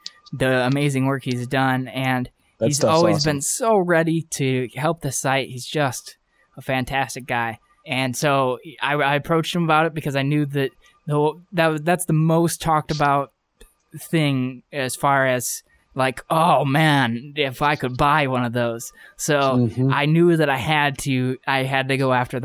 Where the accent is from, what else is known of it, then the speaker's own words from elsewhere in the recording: Ohio, United States; for the hometown pride, I got to go with Ohio